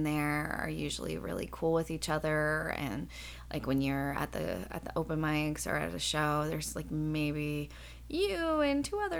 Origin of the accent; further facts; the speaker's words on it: Seattle, Washington, United States; now in Los Angeles, United States; I'm from Los Angeles by way of Seattle, which is where I started